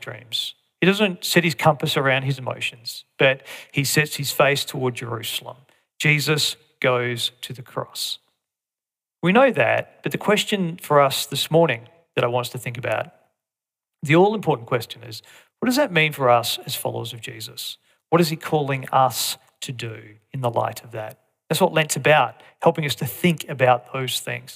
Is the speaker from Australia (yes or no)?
yes; Australia; as Aussies, we can, even as Aussie Christians